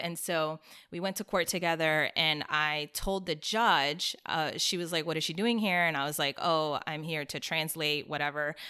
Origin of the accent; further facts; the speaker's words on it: Silver Spring, Maryland, United States; moved away as an adult; also born or lived in Washington, D.C. / Miami; I grew up in Silver Spring, Maryland